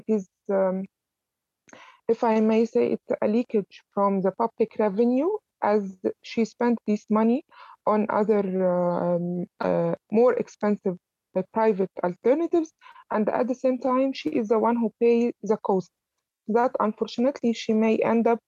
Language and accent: English; Alexandria, Alexandria Governorate, Egypt; moved away as an adult; also born or lived in Cairo; I was basically from Alexandria, which is the second city in Egypt, and my study and my first years of career was in Cairo